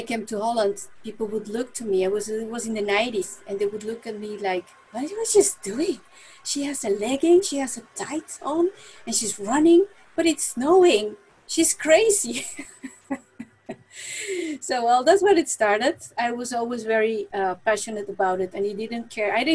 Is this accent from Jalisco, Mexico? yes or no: no; Mexico City, Mexico; moved away as an adult; now in Netherlands; I was born in Mexico City, and I was a very quiet child